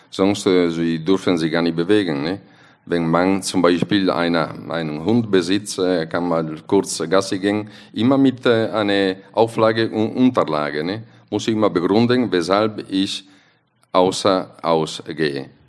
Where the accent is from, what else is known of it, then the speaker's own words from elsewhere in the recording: Italy; German is a second language; wir sind als äh, Italiener, wir sind leicht zufriedenzustellen, aber eigentlich immer unzufrieden.